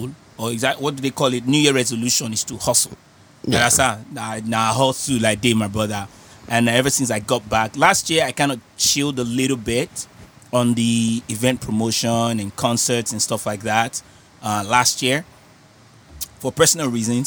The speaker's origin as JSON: {"language": "English", "region": "Lagos", "country": "Nigeria", "moved": "yes", "lives_now": "Los Angeles, United States", "said": "we're both from Lagos, Ikeja, so we've been around the same people, we've been in the same places back in Lagos when we were hustling"}